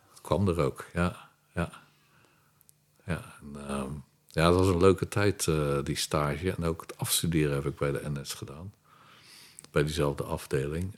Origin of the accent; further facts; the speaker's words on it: Rotterdam, South Holland, Netherlands; also born or lived in Durham, North Carolina, United States; now in The Hague, Netherlands; ik ben geboren in Rotterdam. En Rotterdam in mijn tijd werd herbouwd. Ja. Dus het meeste lag nog plat. je werd, dan woon ik best ver van het centrum, maar je hoorde het heien tot de hele nacht door